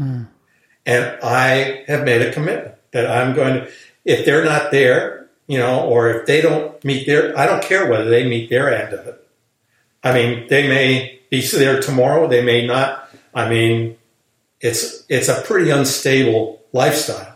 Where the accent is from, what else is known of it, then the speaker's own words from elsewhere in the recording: United States; I'm an American